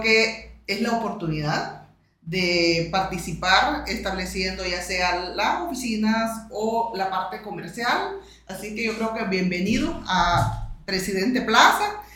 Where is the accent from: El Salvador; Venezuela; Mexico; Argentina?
El Salvador; como salvadoreña como representante también del sector inmobiliario